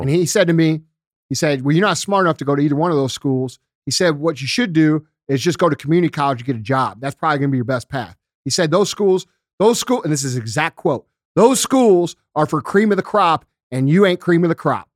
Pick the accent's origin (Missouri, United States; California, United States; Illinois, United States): Missouri, United States; St. Louis; I come from Saint Louis